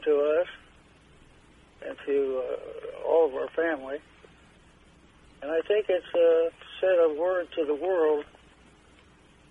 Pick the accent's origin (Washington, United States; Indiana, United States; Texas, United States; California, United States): Indiana, United States; Anderson; here in my hometown of Anderson, Indiana.